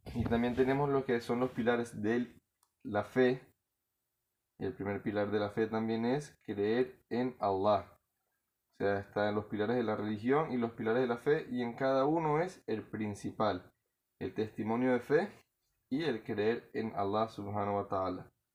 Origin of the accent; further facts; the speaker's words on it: Margarita, Nueva Esparta, Venezuela; Yo soy criollito de Margarita, uñero.